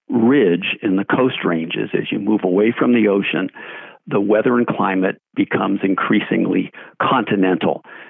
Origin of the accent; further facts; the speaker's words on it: East Bay, California, United States; I grew up in East Bay.